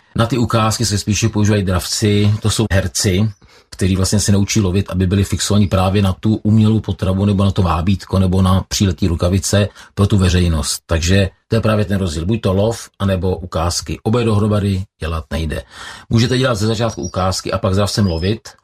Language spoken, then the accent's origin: Czech; Kladno, Central Bohemian Region, Czechia; Já jsem vyrůstal na Kladně se svými kamarády Petrem Caltou a Mírou Wernerem.